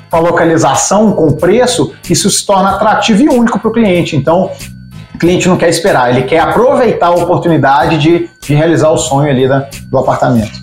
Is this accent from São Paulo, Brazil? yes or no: no; Minas Gerais, Brazil; accent: mineiro; Eu falo que eu sou mineiro, né? Pelo sotaque, já perceberam.